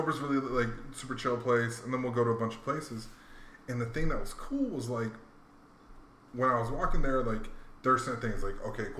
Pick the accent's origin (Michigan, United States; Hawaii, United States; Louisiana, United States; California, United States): Hawaii, United States; moved away as an adult; also born or lived in Virginia; I grew up in Hawaii.